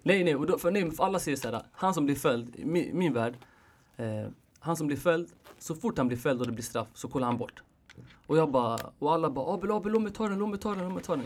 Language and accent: Swedish; Sweden; jag är född här